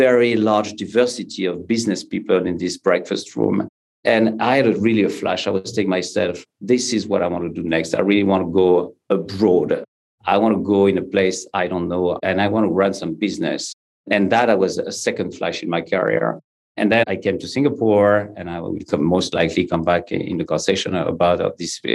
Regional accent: Paris, Île-de-France, France; English is a second language; I grew up actually in France, in Paris.

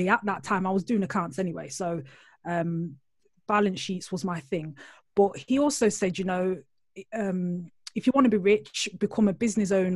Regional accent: Nottingham, East Midlands, United Kingdom; accent: Nottingham; I'm originally from Nottingham, which is like Robin Hood. I always like to start the intro like that because people out there will be thinking, oh, what's that accent? It's Nottingham

